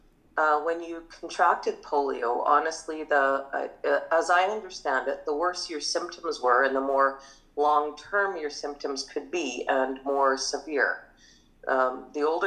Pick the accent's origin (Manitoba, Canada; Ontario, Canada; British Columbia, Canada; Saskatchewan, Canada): Manitoba, Canada; Morris; we grew up in small town Morris